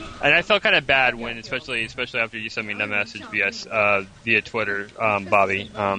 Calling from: Melbourne, Florida, United States; Hey, this is X-Link, calling from Melbourne, Florida.

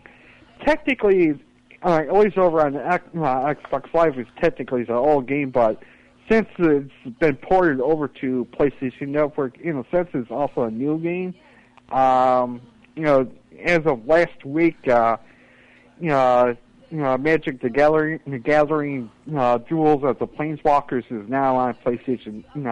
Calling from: Buffalo, New York, United States; Hi, this is … from Buffalo, New York.

